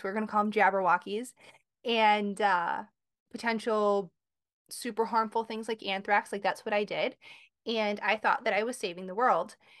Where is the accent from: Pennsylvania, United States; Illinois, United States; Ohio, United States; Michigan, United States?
Michigan, United States; now in Connecticut, United States; I'm from Michigan. I live in Connecticut